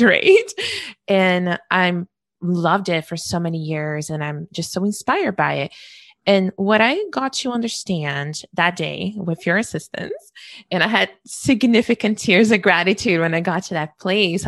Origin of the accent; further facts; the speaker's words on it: Brazil; moved away; growing up in Brazil